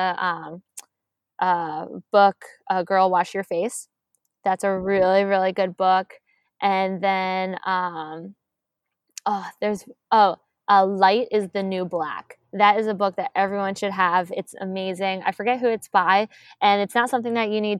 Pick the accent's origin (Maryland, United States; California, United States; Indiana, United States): Maryland, United States; moved away as an adult; also born or lived in Delaware / Georgia; I'm from Maryland